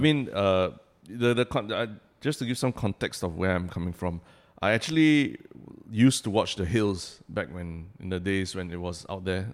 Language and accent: English; Singapore; moved away as an adult; also born or lived in New York, United States; as a Singaporean living overseas